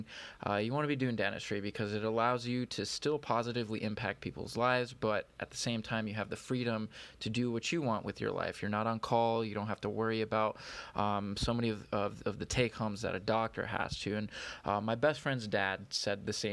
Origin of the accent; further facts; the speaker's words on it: California, United States; now in Detroit, United States; I'm from California.